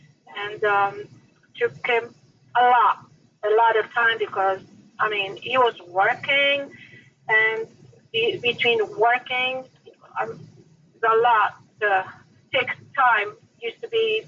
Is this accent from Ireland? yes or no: no; Portugal; now in United States; I came from Portugal.